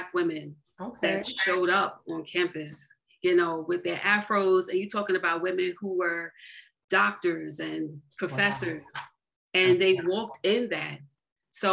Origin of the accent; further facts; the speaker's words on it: Jersey City, New Jersey, United States; also born or lived in Greenville, South Carolina; I grew up in Jersey City, New Jersey. Originally, I'm born in Greenville, South Carolina. And my family migrated here back in 1977, I want to say. I was about 2 years old